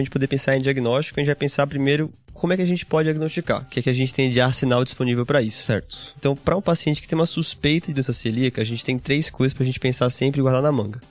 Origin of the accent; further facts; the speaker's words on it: Aracaju, Sergipe, Brazil; moved away as an adult; now in São Paulo, Brazil; eu sou de Aracaju, Sergipe, fiz faculdade lá na Federal de Sergipe